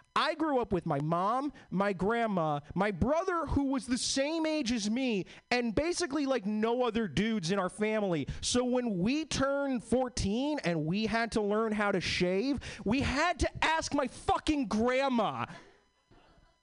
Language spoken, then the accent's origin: English; East Coast, United States; now in Seattle, United States; I'm originally was born and bred in the East Coast. All my family is from like Boston and New York